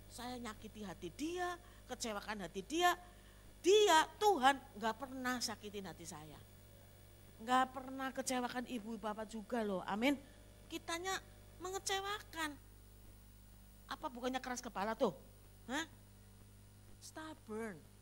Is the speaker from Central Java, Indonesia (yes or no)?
yes; Slawi, Central Java, Indonesia; moved away; also born or lived in Jakarta; Di Slawi, di kota saya, kota kelahiran saya